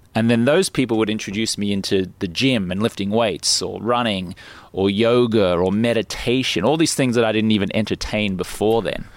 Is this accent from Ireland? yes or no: no; Brisbane, Queensland, Australia; moved away as an adult; also born or lived in London, United Kingdom; now in Los Angeles, United States; I grew up in Brisbane